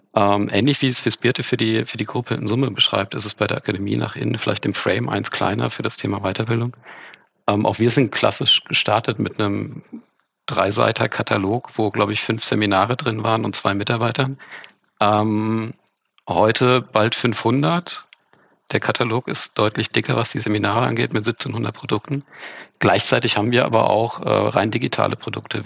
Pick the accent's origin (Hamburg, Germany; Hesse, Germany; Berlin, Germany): Hesse, Germany; moved away; also born or lived in Franconia / Ruhr area; geboren in Franken, groß geworden in Hessen, teilsozialisiert im Ruhrpott und jetzt wieder ganz im Süden